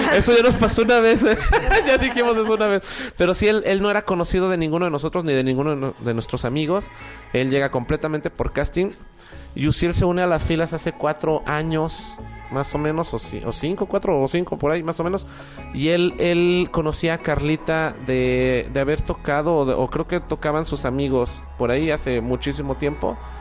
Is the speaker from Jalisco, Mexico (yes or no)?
yes; Guadalajara, Jalisco, Mexico; also born or lived in Mexico City; yo soy de la Ciudad de México, pero tengo aquí toda mi vida